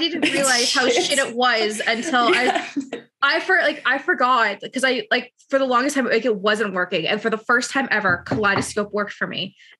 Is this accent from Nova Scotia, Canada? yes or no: no; London, Ontario, Canada; She lived in my hometown. And I'm like, really? She's like, yeah. I was like, yeah, she's from London, Ontario.